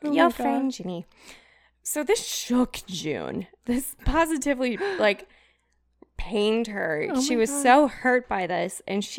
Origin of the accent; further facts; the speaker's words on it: Wales, United Kingdom; should I do it in a British accent because I'm from Wales?